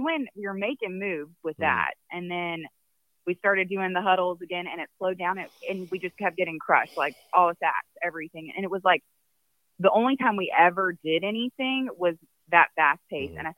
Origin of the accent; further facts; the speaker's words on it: Charlotte, North Carolina, United States; moved away; We're from Charlotte.